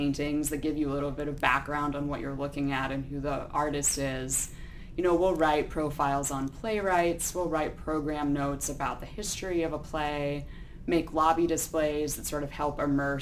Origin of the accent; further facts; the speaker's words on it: Boulder, Colorado, United States; moved away as an adult; also born or lived in Connecticut; now in Louisville, United States; I grew up in Boulder, Colorado